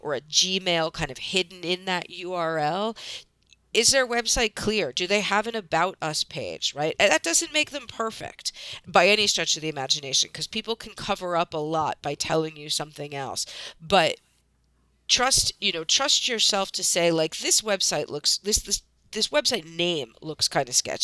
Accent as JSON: {"language": "English", "country": "United States", "tie": "born or raised there", "also_born_or_lived": "New York City", "moved": "yes", "said": "I grew up in outside of Washington, D.C."}